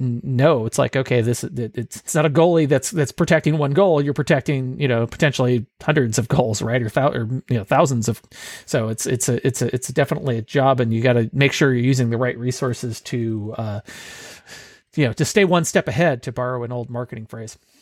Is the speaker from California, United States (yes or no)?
yes; Bay Area, California, United States; moved away; I'm originally from the Bay Area